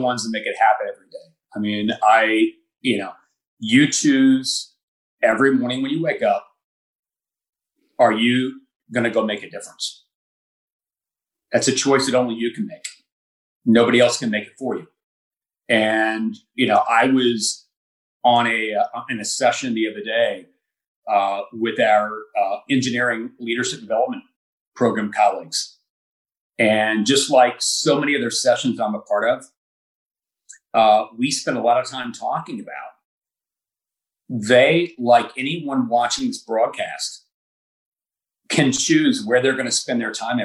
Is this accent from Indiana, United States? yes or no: yes; Indiana, United States; I grew up in a small town in Indiana.